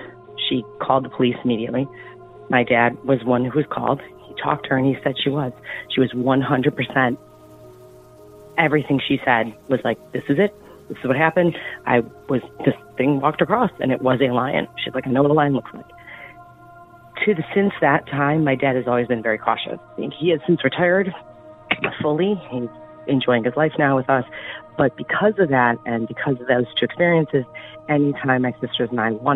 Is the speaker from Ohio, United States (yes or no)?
yes; east of Cleveland, Ohio, United States; I grew up in a city east of Cleveland